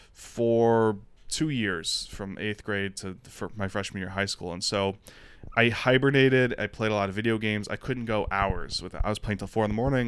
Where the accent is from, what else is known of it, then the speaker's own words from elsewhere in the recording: Detroit, Michigan, United States; moved away as an adult; also born or lived in Austin / Los Angeles / New York City; Born and raised in Detroit, so alcoholism was around my enti-, my family my entire life